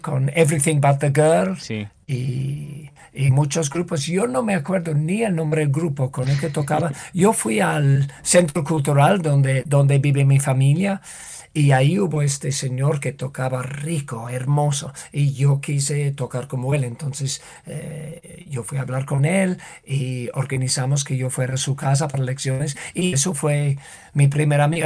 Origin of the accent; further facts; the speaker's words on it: United Kingdom; Spanish is a second language; moved away; en mi país